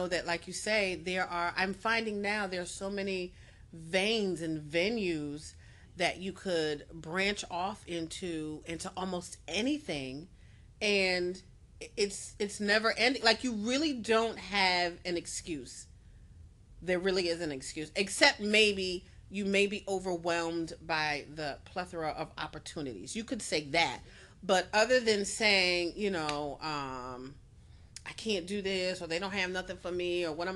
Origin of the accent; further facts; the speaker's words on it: Connecticut, United States; also born or lived in Pittsburgh; I'm from Connecticut